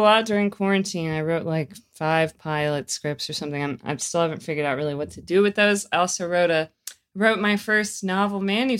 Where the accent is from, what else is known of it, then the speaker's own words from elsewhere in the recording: North Carolina, United States; I always knew I didn't want to stay in North Carolina, though. I never really felt like I fit in like the the rural small town life.